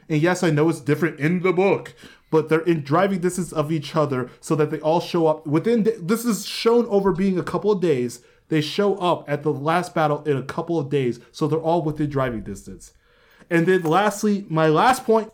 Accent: Columbus, Ohio, United States; moved away; also born or lived in Westerville; I grew up in Columbus

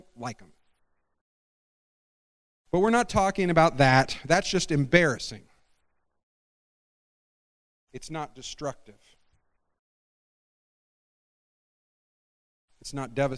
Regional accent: Scotland, United Kingdom; I'm Scottish

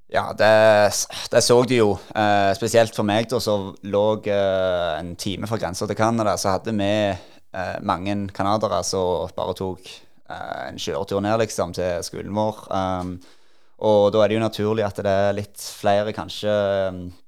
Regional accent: Norway; moved away as an adult; also born or lived in United States; når jeg var hjemme i Norge

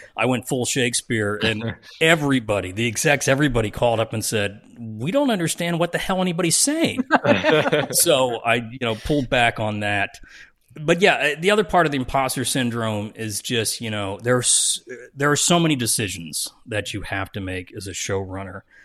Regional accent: New Jersey, United States; I'm from Jersey

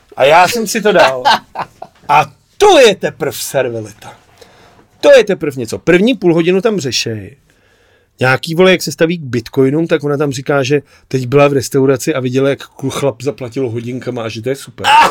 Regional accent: Czechia; my jako Češi

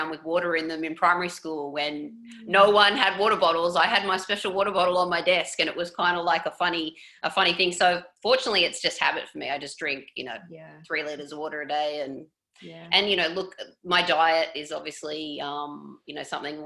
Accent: Coffs Harbour, New South Wales, Australia; moved away as an adult; now in Toronto, Canada; I grew up in Coffs Harbour, so a little beach town, northern, mid-north coast, New South Wales.

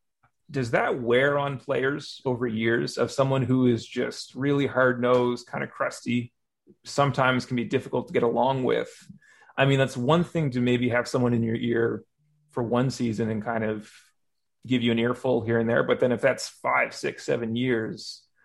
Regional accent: Kansas, United States; We're from Kansas.

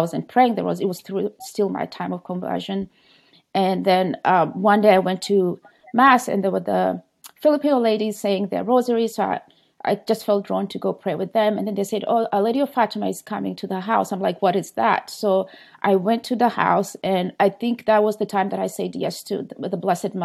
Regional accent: Kenya; moved away; I was born in Kenya and baptized Catholic

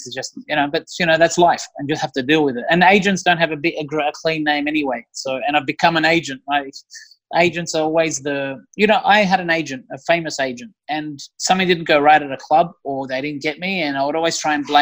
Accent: Australia; moved away; I would like to come back and live in Australia

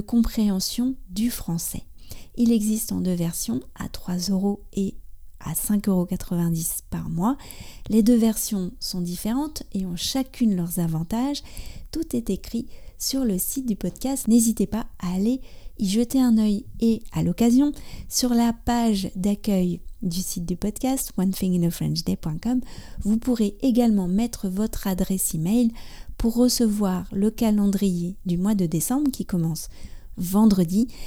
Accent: France; also born or lived in near Paris; je suis française. J'habite près de Paris

